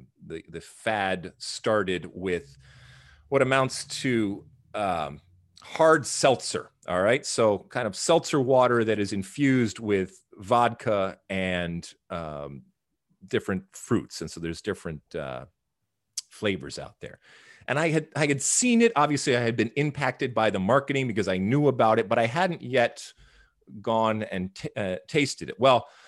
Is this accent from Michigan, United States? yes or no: yes; Michigan, United States; when I was being a juvenile delinquent back in the 80s, growing up in Michigan, we used to find ways to procure alcohol, let's say on a weekend.